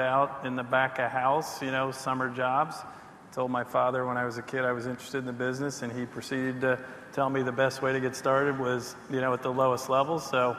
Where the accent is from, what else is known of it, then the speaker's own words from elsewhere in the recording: Washington, District of Columbia, United States; I was born and raised in the Washington, D.C. area where I still reside